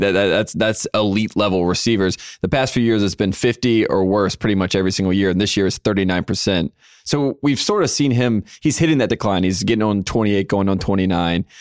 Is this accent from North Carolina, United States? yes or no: yes; North Carolina, United States; now in Los Angeles, United States; I'm from North Carolina